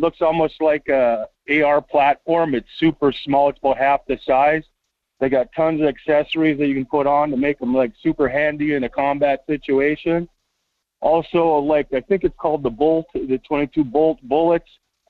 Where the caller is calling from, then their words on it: Las Vegas, Nevada, United States; from Las Vegas.